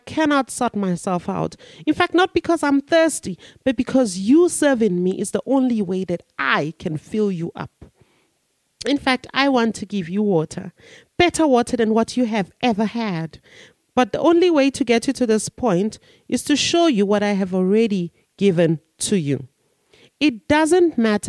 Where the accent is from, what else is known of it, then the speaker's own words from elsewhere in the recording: Nigeria; now in South Africa; I'm a Nigerian and I'm in South Africa.